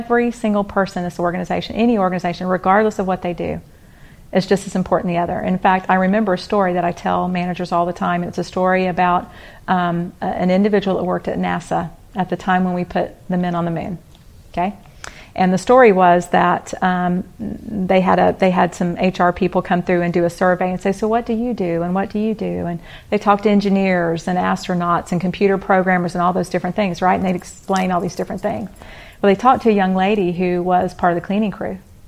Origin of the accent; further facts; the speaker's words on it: Atlanta, Georgia, United States; born there; also born or lived in Houston, United States; So, I was born in Atlanta, Georgia